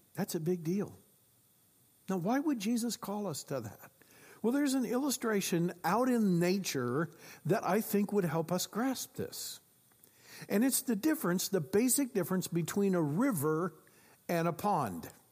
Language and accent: English; Iowa, United States; I grew up in Iowa